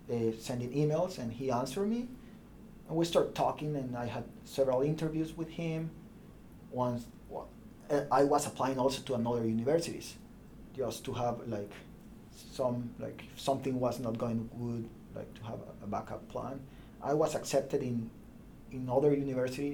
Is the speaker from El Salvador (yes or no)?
yes; El Salvador; English is a second language; moved away as an adult; also born or lived in Bologna, Italy; now in United States; I'm from El Salvador